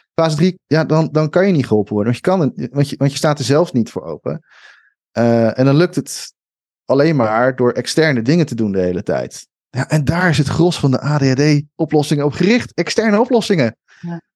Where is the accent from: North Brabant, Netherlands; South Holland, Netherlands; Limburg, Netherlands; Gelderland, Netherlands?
South Holland, Netherlands; Schiedam; moved away; ik kom uit Schiedam en, eh, en daar had je dan de Hoge Straat